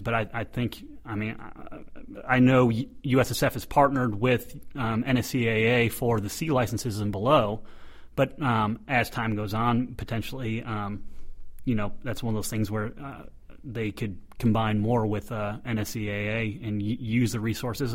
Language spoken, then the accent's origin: English; United States; as an American